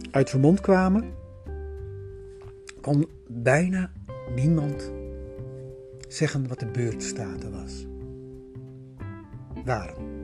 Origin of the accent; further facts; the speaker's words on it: Netherlands; ik kom uit Nederland.